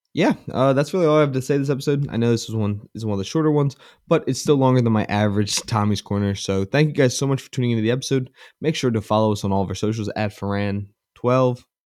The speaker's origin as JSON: {"language": "English", "town": "Philadelphia", "region": "Pennsylvania", "country": "United States", "said": "I'm from the Philadelphia area"}